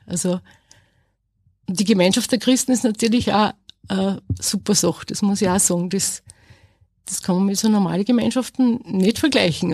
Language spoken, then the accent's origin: German; Asten, Upper Austria, Austria; ich komme aus Asten bei Enz und ich arbeite als Feinkostverkäuferin in Linz